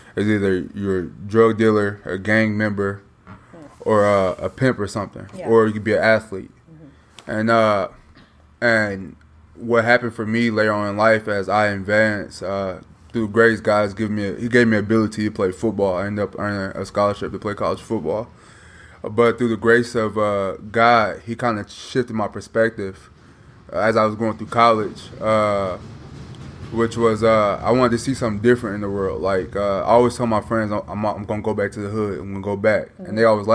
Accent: Minnesota, United States; born or raised there; moved away as an adult; also born or lived in Chicago, Illinois; now in Little Rock, United States

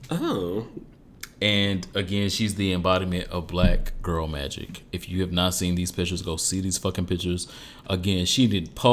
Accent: Detroit, Michigan, United States; I'm from Detroit

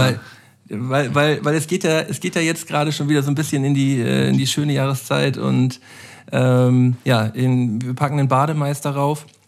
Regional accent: Flensburg, Schleswig-Holstein, Germany; moved away as an adult; now in Hamburg, Germany; ich bin geborener Flensburger

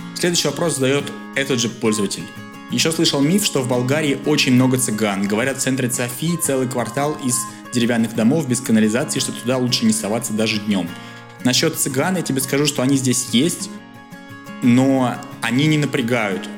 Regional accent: Russia; moved away as an adult; now in Bulgaria; я из России

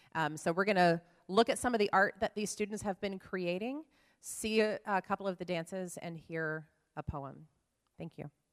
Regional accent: Oklahoma, United States; grew up in Oklahoma in a Nazarene church

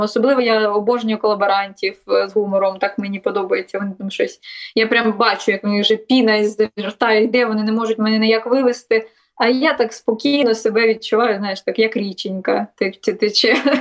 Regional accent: Melitopol, Zaporizhzhia Oblast, Ukraine; moved away as an adult; це моє рідне місто, мої рідні місця

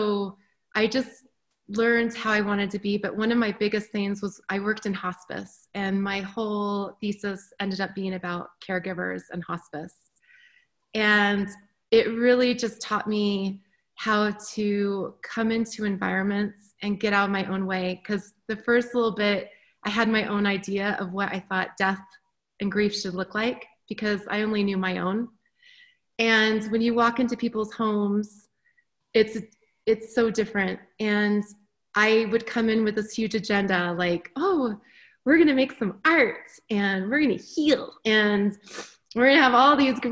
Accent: Park City, Utah, United States; moved away as an adult; also born or lived in Chicago; I grew up in Park City. I breathe Park City. I am like a mountain girl through and through

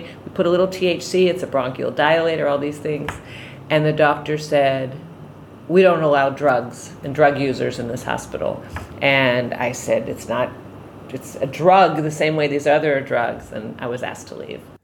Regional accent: Bodega Bay, California, United States; I'm from Bodega Bay, California

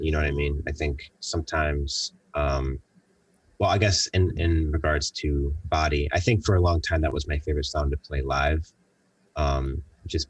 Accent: Buffalo, New York, United States; moved away as an adult; also born or lived in Los Angeles; leaving Buffalo

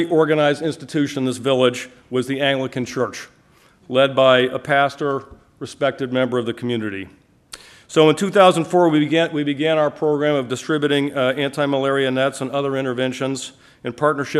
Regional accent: Wayland, Massachusetts, United States; I grew up in Wayland, Massachusetts, not too far from here.

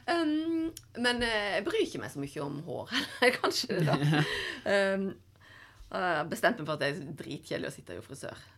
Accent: Voss, Vestland, Norway; now in Oslo, Norway; men det er jo sånn hver gang jeg hadde vært hjemme på Voss og kom tilbake til Oslo igjen, jeg bodde her.

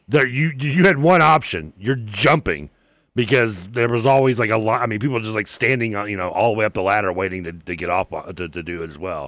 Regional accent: Louisville, Kentucky, United States; also born or lived in Bowling Green, Kentucky; I grew up going to, like, you know, when I lived in Bendigo Plantation, I'd go to the pool

